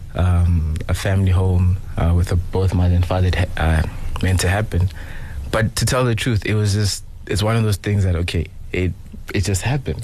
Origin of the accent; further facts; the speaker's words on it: Johannesburg, Gauteng, South Africa; I'm from Johannesburg.